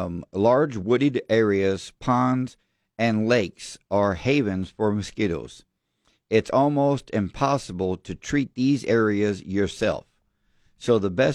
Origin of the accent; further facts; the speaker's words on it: Devine, Texas, United States; we were growing up in Devine